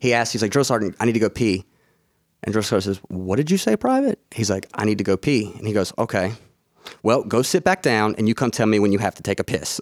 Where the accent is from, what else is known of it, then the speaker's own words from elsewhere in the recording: Mobile, Alabama, United States; I'm from Mobile, which is, like, an hour away from Biloxi